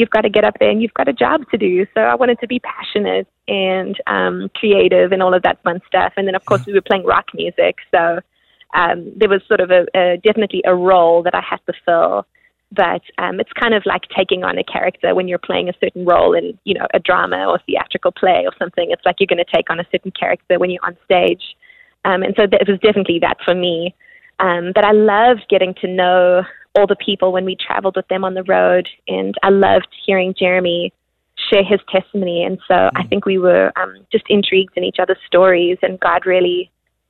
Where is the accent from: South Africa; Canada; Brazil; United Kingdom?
South Africa; growing up in South Africa, we listened to all different kinds of music